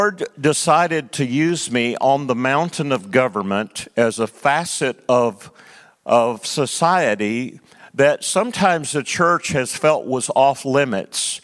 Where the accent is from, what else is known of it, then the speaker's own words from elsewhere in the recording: East Texas, United States; also born or lived in Nigeria; I'm just a preacher from East Texas